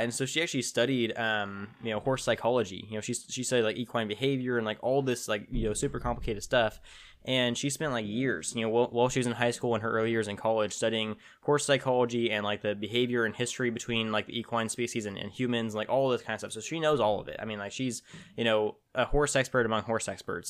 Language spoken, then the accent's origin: English; Tulare, California, United States; also born or lived in Tipton, California; I was born and raised in a small town in central California called Tulare